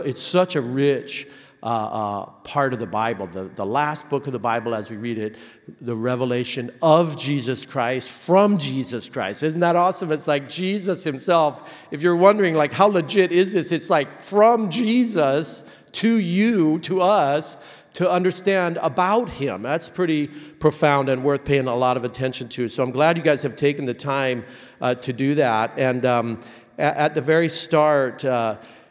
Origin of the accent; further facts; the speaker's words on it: Oregon, United States; We're from Oregon